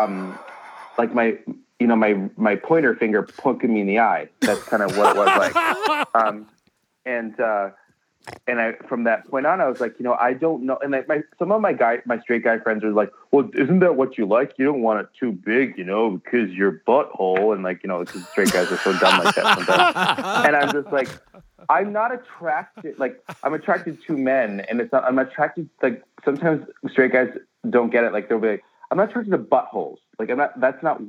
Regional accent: Wisconsin, United States; I grew up in Wisconsin

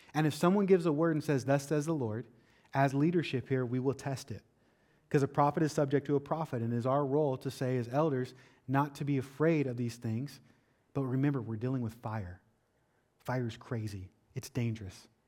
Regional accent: Washington, United States; moved away as an adult; now in Florida, United States; I'm from Washington State

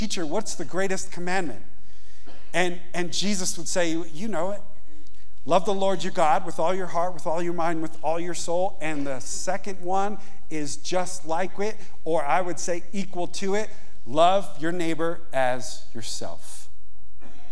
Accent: Yonkers, New York, United States; moved away as an adult; now in Montana, United States; I grew up in Yonkers, New York. I grew up on the pavement

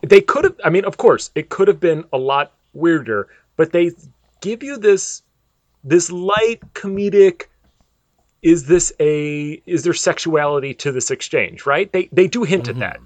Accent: Downers Grove, Illinois, United States; also born or lived in Westchester, Illinois / Charleston, Illinois; now in Orlando, United States; I was born in Westchester, Illinois, and moved to Downers Grove, Illinois when I was four years old

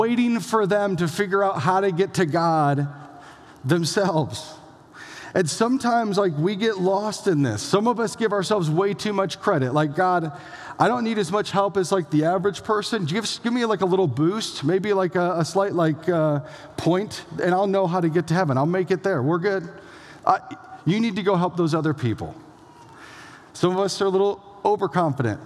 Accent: Elgin, Iowa, United States; moved away; It's the hometown of a few people that are a pretty big deal. Josh Larson in the back, myself here

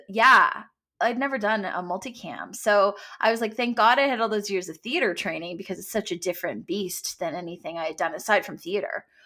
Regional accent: Canada; also born or lived in Los Angeles, United States / Toronto, Canada; I'm from Canada

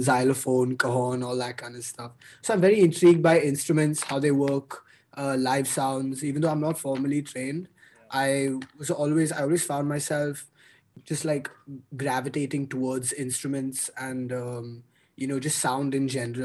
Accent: Mumbai, Maharashtra, India; also born or lived in Boston, United States; I'm born and raised in Mumbai. I spent my whole life here.

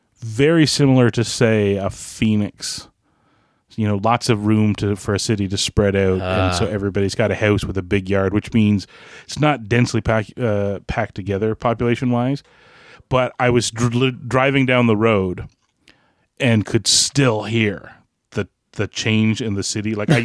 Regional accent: Canada; As a Canadian

